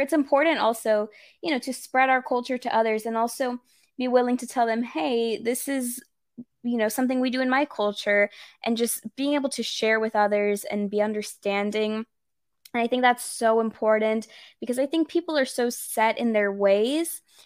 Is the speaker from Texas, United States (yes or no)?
yes; Texas, United States; first language English and Spanish; I'm Mexican American, but actually, believe it or not, I'm sixth generation Texan.